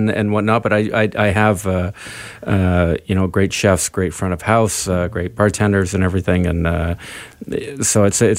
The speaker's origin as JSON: {"language": "English", "town": "Vancouver", "region": "British Columbia", "country": "Canada", "said": "I'm very proud of being Canadian and being from Vancouver"}